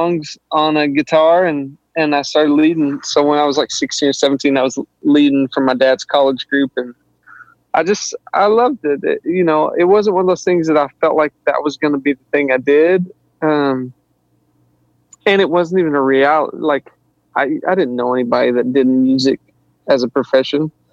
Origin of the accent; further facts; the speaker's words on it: Southeast Arkansas, United States; Grew up in Southeast Arkansas